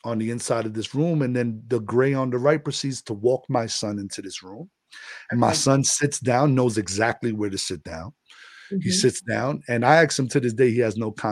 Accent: New York City, New York, United States; moved away as an adult; also born or lived in Florida; I'm from the Bronx

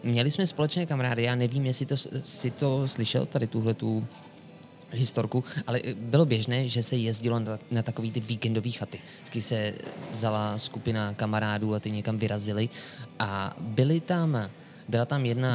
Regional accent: Sokolov, Karlovy Vary Region, Czechia; u nás v Sokolově

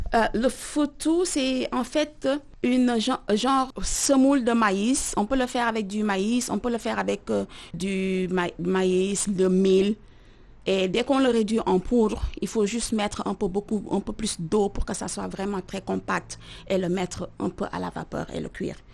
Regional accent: Dakar, Senegal; moved away; J'ai grandi dans la capitale sénégalaise

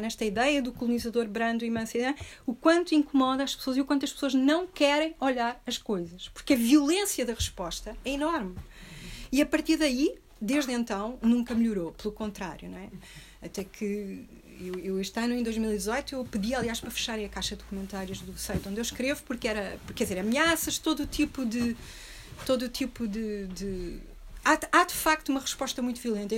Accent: Portugal; also born or lived in Rio de Janeiro; eu sou portuguesa, europeia, branca

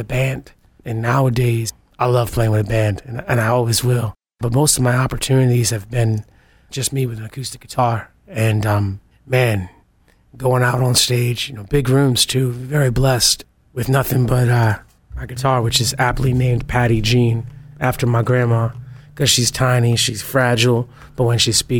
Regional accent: New Haven, Connecticut, United States; I'm originally from New Haven, Connecticut

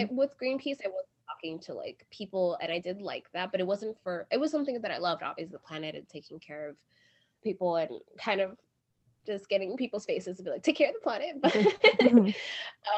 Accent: New York City, New York, United States; moved away as an adult; now in Brooklyn, United States; we are from Queens

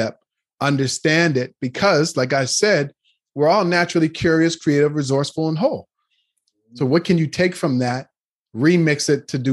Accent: Nova Scotia, Canada; moved away as an adult; now in Toronto, Canada; I grew up in Nova Scotia, which is the east part of Canada

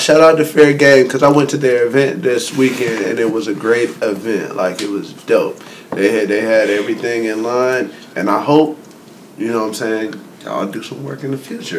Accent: North Carolina, United States; we're from North Carolina

